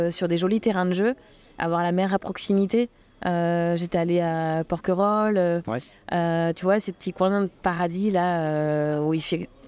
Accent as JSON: {"language": "French", "town": "Le Mans", "region": "Pays de la Loire", "country": "France", "tie": "born or raised there", "moved": "as an adult", "lives_now": "Réunion", "said": "quand j'ai quitté le Mans à 18 ans euh, pour, euh, pour faire ma vie, démarrer ma vie et puis me construire, jamais j'aurais imaginé à, à, 39 ans débarquer sur l'île intense"}